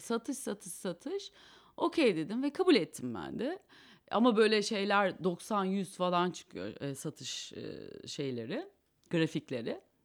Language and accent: Turkish; Kayseri Province, Turkey; also born or lived in Eskişehir; now in Istanbul, Turkey; ben Kayseriliyim